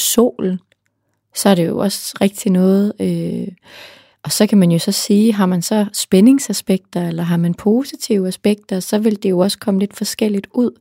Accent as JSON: {"language": "Danish", "area": "Central Jutland", "region": "Central Denmark Region", "country": "Denmark", "moved": "yes", "lives_now": "Copenhagen, Denmark", "said": "jeg er selv fra Midtjylland"}